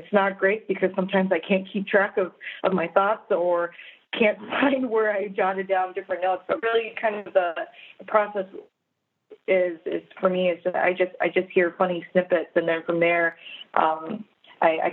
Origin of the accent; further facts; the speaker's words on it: Minnesota, United States; I was born and raised in Minnesota. I've lived there for all my life.